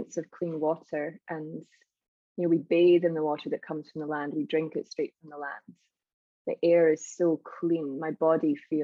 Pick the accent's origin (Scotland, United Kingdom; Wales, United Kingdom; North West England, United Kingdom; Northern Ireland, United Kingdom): Scotland, United Kingdom; moved away as an adult; now in Iceland; I was born on that land, although I'm mostly Irish.